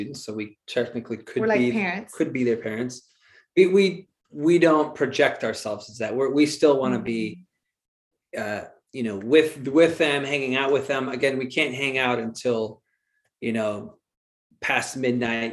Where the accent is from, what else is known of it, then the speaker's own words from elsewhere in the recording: Wheaton, Illinois, United States; moved away as an adult; also born or lived in Malaga, Spain / Champaign, Illinois; I grew up in Wheaton, Illinois